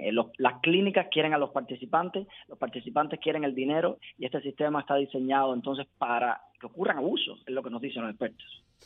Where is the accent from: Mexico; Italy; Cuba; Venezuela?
Cuba; moved away as an adult; now in Miami, United States; yo soy cubano, cuando yo emigré a Estados Unidos en 2016